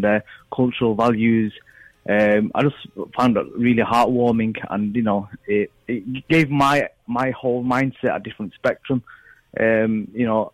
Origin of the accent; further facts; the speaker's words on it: Manchester, North West England, United Kingdom; moved away as an adult; now in Bradford, United Kingdom; I was born and brought up in Manchester, but I live in Bradford now